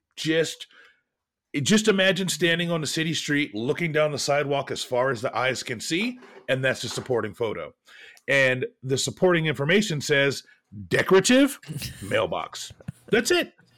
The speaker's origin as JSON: {"language": "English", "town": "Portland", "region": "Oregon", "country": "United States", "tie": "born or raised there", "said": "Growing up in Portland"}